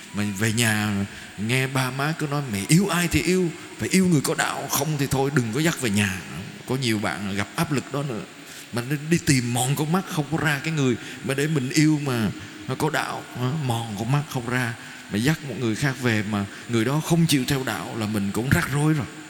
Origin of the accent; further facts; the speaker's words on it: Vietnam; con đến từ Việt Nam